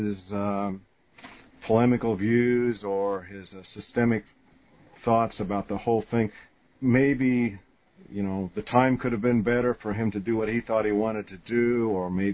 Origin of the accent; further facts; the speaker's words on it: United States; as an American